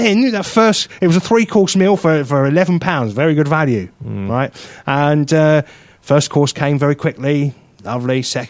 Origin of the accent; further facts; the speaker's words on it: United Kingdom; with us being British